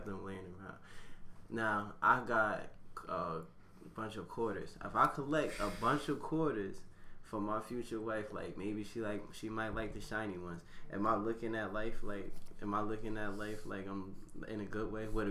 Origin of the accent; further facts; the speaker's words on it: Plainfield, United States; I'm also from Plainfield